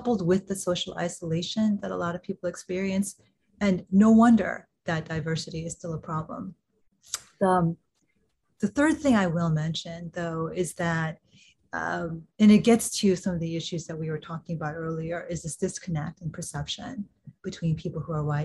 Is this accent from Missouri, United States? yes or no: yes; Kansas City, Missouri, United States; I grew up in Kansas City, Missouri